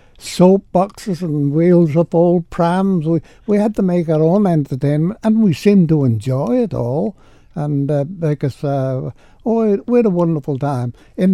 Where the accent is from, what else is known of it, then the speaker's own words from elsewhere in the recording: Sulby, Isle of Man; Well, There weren't a lot of boys or girls in the village, but there were enough of us to have a form little groups, and we used to enjoy ourselves.